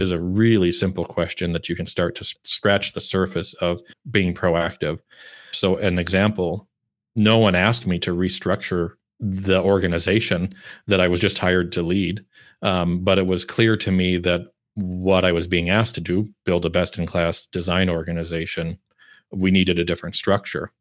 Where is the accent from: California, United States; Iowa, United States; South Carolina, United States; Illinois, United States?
Iowa, United States; moved away as an adult; also born or lived in Chicago / Minneapolis; now in Malmö, Sweden; I grew up and lived in the Midwest in Iowa and then Chicago and Minneapolis for over ten years